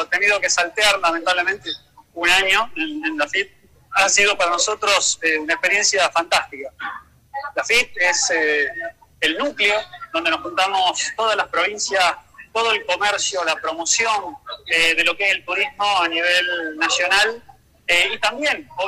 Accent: Tucumán, Argentina; como tucumanos que somos.

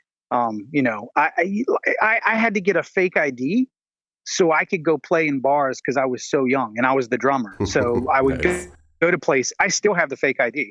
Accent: New Orleans, Louisiana, United States; now in Atlanta, United States; I grew up in New Orleans, Louisiana

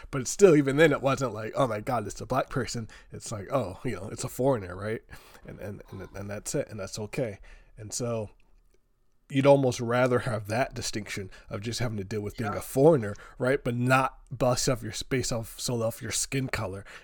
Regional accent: United States; You know, I'm American. I, was born and raised in here

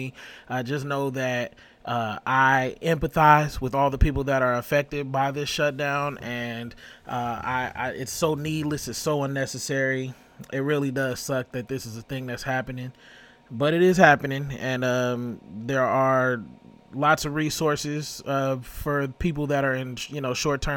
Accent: Las Vegas, Nevada, United States; now in Tennessee, United States; I'm from Vegas. I live in Tennessee currently.

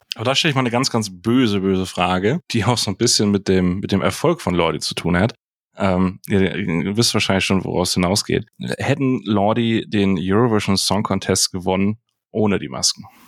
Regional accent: Hamburg, Germany; Als Hamburger

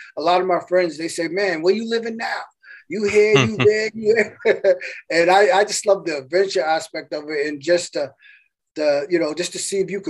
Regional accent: Massachusetts, United States; moved away; also born or lived in Atlanta / Fargo, North Dakota; I'm from Massachusetts

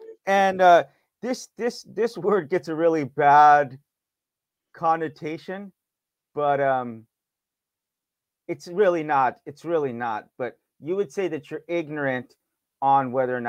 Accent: United States; I'm from America.

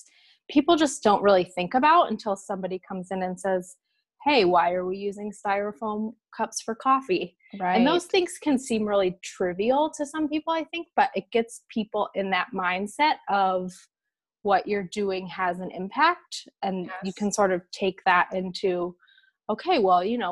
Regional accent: Washington, United States; moved away as an adult; also born or lived in Boston; So I grew up in the Pacific Northwest, in Washington State

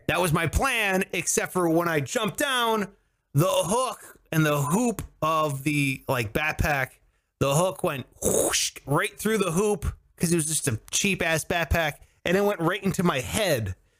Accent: Cleveland, Ohio, United States; I must have been like ten or eleven, and growing up in Cleveland

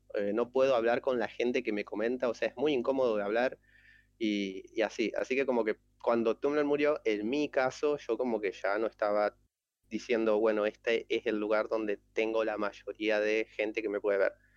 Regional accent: Argentina; yo soy de Argentina

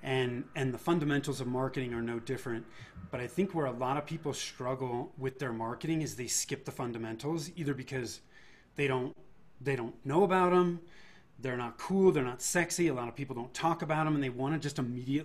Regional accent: Bay Area, Northern California, United States; born or raised there; moved away as an adult; now in Denver, United States

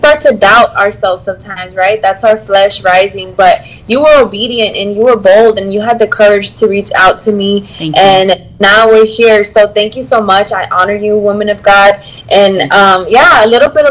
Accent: Houston, Texas, United States; I am from Houston, Texas.

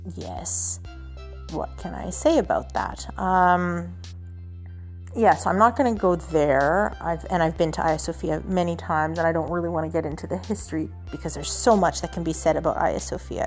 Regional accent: Canada; now in Istanbul, Turkey; I'm I'm coming from Canada

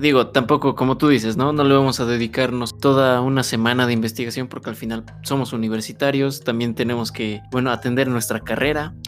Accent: Mexico; somos mexicanos

